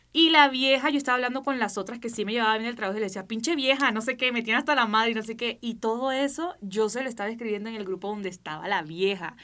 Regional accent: Barranquilla, Atlántico, Colombia; accent: costeño; los costeños nos comamos las últimas palabras, así que si ustedes ven que yo me como las palabras al final, es porque soy barranquillera

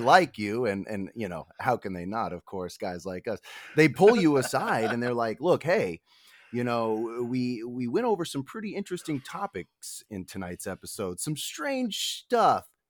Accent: Denver, Colorado, United States; also born or lived in Reno, Nevada; now in Los Angeles, United States; I essentially grew up in Denver. You know, I was born in Reno, and then my parents divorced when I was very young, and my mother and my two brothers moved out to Denver where I spent my schooling years

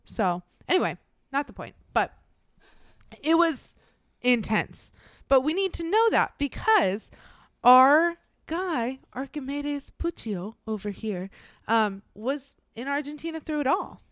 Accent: United States; being born and raised in the United States

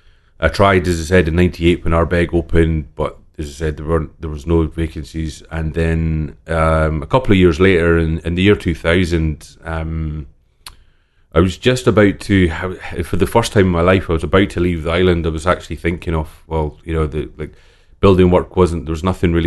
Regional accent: Islay, Scotland, United Kingdom; So I grew up in on Isla. I was born and raised on Isla. My father was working at Laphroaig Distillery, so we lived right beside the distillery.

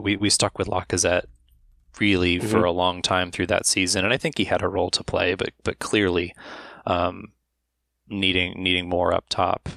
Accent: Pittsburgh, Pennsylvania, United States; I, am originally from Pittsburgh, Pennsylvania

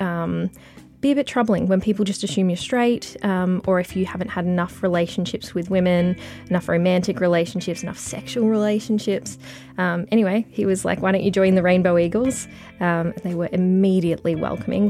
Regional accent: Mildura, Victoria, Australia; also born or lived in Melbourne; now in Bendigo, Australia; I grew up in Mildura

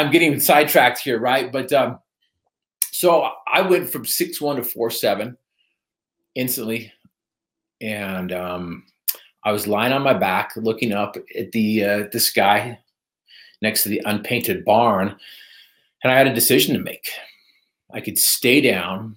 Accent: Northern Utah, United States; I was from Northern Utah

